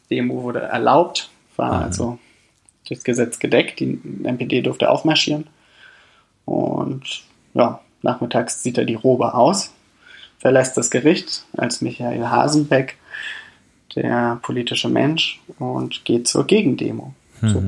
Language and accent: German; Weimar, Thuringia, Germany; vielleicht ganz kurz Weimar ist äh, meine Heimatstadt und Weimar ist aber auch immer die Lieblingsstadt Adolf Hitlers gewesen.